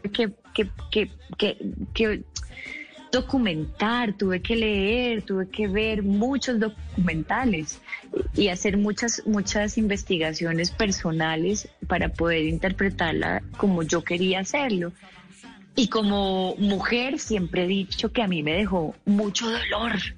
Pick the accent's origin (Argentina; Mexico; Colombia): Colombia; como colombiana